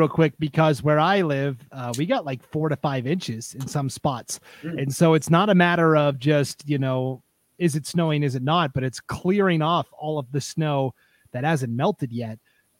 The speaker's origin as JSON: {"language": "English", "region": "Montana", "country": "United States", "moved": "yes", "lives_now": "Idaho, United States", "said": "I'm from Montana originally."}